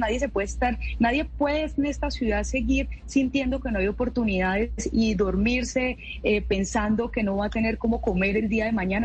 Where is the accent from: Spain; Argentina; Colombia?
Colombia; Cali, Valle del Cauca; me siento orgullosa de ser caleñísima